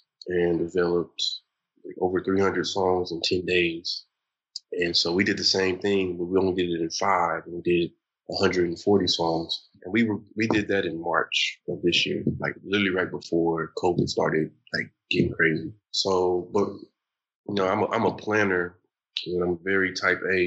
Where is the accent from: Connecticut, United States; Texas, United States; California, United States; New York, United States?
Texas, United States; Longview; now in Tulsa, United States; I'm from Longview, Texas. So we call it The View for short